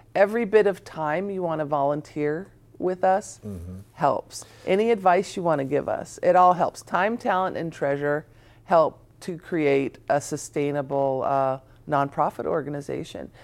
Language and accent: English; Tacoma, Washington, United States; I grew up on the hilltop